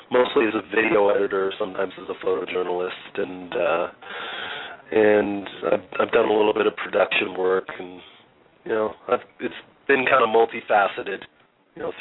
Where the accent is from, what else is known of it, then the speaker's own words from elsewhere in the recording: Los Angeles, California, United States; I was raised by a couple of teachers in a lovely uh, suburban neighborhood by the beach called Harbor City.